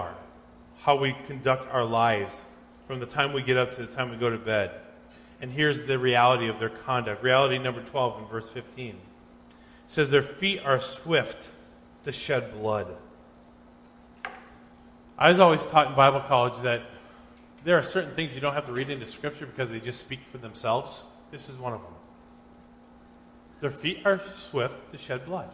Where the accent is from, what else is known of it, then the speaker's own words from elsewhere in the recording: Minnesota, United States; I was in junior high, growing up in Minnesota